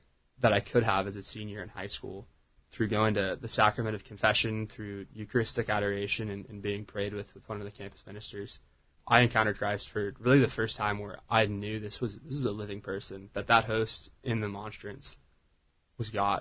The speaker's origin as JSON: {"language": "English", "area": "Orange County", "region": "California", "country": "United States", "tie": "born or raised there", "also_born_or_lived": "Laguna Niguel, California", "moved": "as an adult", "lives_now": "Dallas, United States", "said": "I grew up in Orange County"}